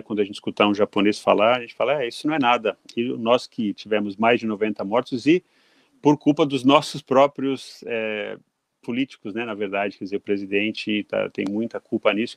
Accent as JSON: {"language": "Portuguese", "country": "Brazil", "tie": "born or raised there", "also_born_or_lived": "London, United Kingdom", "moved": "yes", "lives_now": "Japan", "said": "me senti assim de volta na minha juventude lá no Brasil"}